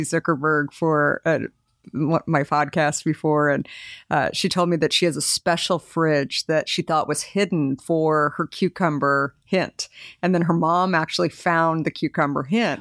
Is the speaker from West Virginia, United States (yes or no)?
no; Arizona, United States; moved away as an adult; also born or lived in New York; I married a New Yorker, but I grew up in Arizona, and I just decided when I graduated from school that I was moving to New York